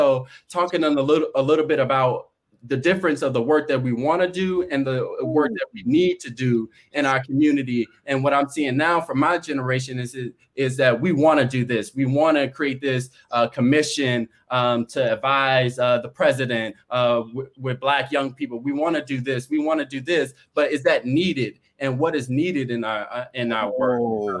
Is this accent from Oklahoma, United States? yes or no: no; Chicago, Illinois, United States; from Chicago.